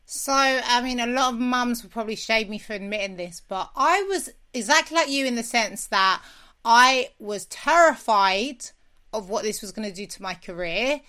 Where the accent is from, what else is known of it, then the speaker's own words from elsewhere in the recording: London, United Kingdom; I'm from South London